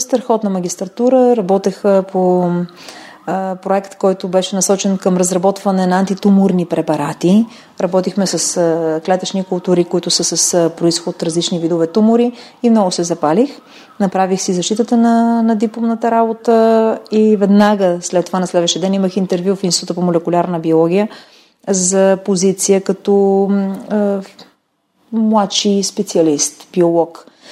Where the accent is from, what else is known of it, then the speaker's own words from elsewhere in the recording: Kyustendil, Kyustendil Province, Bulgaria; в болницата в родния ми град Кюстендил